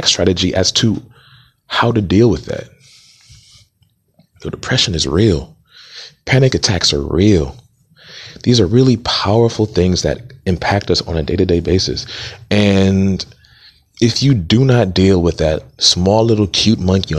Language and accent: English; Montgomery County, Maryland, United States; also born or lived in Atlanta, Georgia; I am from Montgomery County, Maryland, by way of Atlanta, Georgia